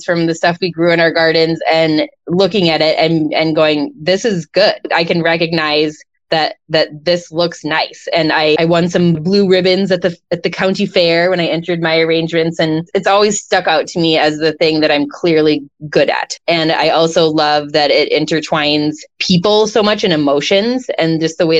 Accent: Michigan, United States; moved away as an adult; now in Bellingham, United States; I'm originally from Michigan, grew up on a farm

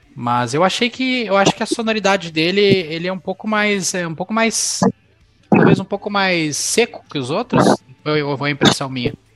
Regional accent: São Paulo, Brazil; moved away; o lugar onde eu morava, quando eu morava em São Paulo, quando o lugar que eu cresci

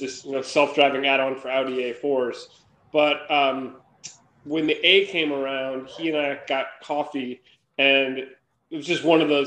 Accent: Minnesota, United States; moved away as an adult; now in San Francisco Bay Area, United States; I grew up in Minnesota

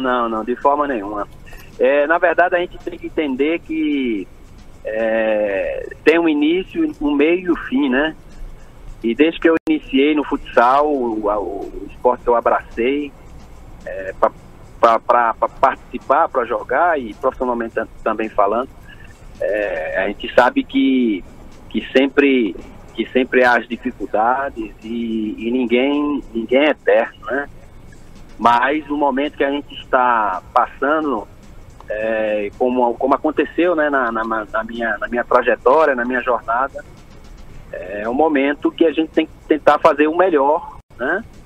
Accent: Recife, Pernambuco, Brazil; moved away; also born or lived in Rio Grande do Sul; Escola pública ali em Recife, que eu sou pernambucano.

